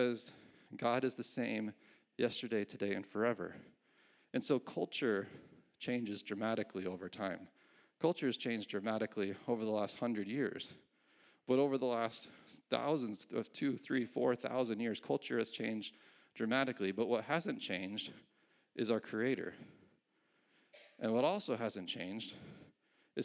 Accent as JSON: {"language": "English", "region": "New York", "country": "United States", "tie": "born or raised there", "also_born_or_lived": "California", "said": "When I was 5 years old, my parents moved from California to New York"}